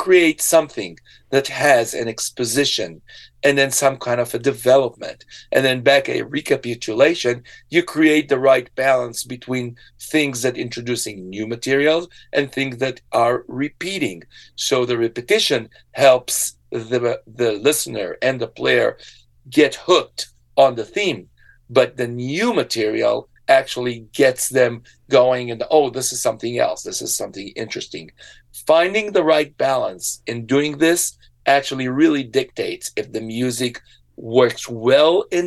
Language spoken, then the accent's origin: English; Israel; moved away; I was born in Israel